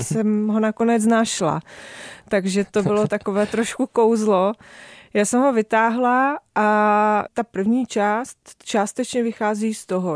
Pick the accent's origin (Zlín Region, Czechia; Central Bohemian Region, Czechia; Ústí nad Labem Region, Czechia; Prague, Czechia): Zlín Region, Czechia; near Zlín; Já jsem vyrůstala poblíž Zlína